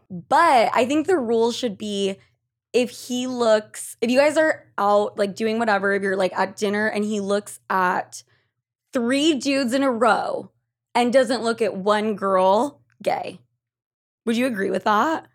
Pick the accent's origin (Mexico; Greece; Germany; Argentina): Argentina; I'm from Argentina